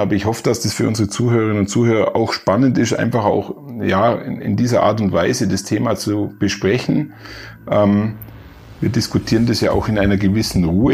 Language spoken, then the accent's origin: German; Allgäu, Bavaria, Germany; ich bin ein Allgäuer, dazu steh ich.